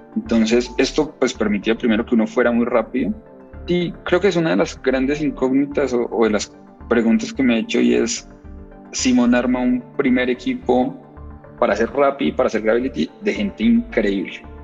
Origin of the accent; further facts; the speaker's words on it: Pamplona, Norte de Santander, Colombia; moved away as an adult; now in Bogotá, Colombia; vengo de Pamplona, Pamplona es una cosa que es cerquita de Venezuela. Me vine a Bogotá